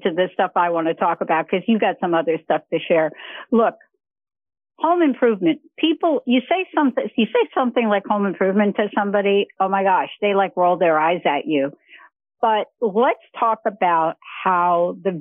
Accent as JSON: {"language": "English", "region": "New York", "country": "United States", "said": "I'm from New York."}